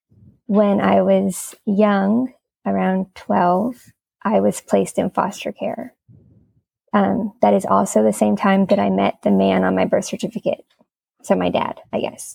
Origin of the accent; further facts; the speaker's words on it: Miami, Florida, United States; moved away as an adult; now in Greensboro, United States; I live in Greensboro, but I'm originally from Miami, Florida